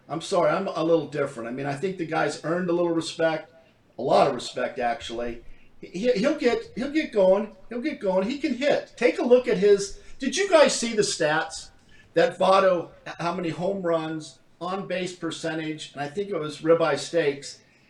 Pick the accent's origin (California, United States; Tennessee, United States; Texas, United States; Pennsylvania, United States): California, United States; Hawthorne; I'm from California.